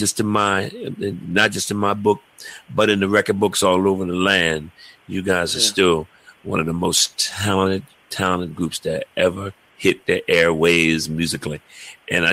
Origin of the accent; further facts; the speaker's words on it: Philadelphia, Pennsylvania, United States; in Philadelphia, Pennsylvania, my hometown